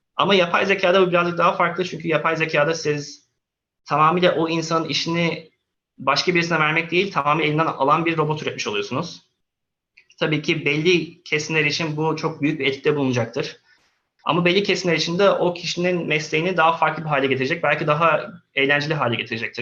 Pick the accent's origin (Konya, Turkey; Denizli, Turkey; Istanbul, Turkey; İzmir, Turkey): Istanbul, Turkey; moved away as an adult; also born or lived in Antalya / Sweden / Canada / United States; Antalya doğumluyum. Aa, okulla beraber İstanbul'a geldim. Orta, ortaokul Kadıköy Anadolu okudum. Liseyi İstanbul Atatürk Fen'de okudum